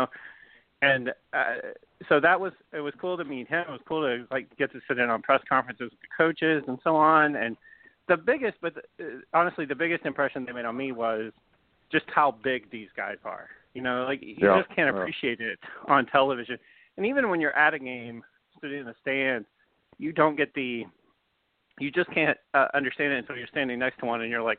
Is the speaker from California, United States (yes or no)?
no; Southern Kentucky, United States; Southern Kentucky. I've lived here all my life